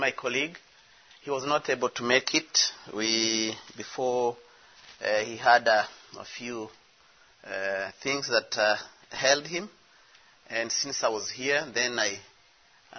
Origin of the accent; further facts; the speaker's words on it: DR Congo; I'm from the Congo, DRC